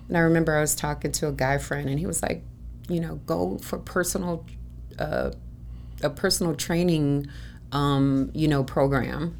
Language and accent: English; Chicago, Illinois, United States; now in Arizona, United States; I'm originally from Chicago